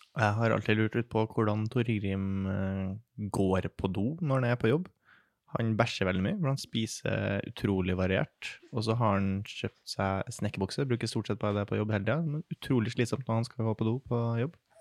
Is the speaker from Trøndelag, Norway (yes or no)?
yes; Trøndelag, Norway; jeg er trønder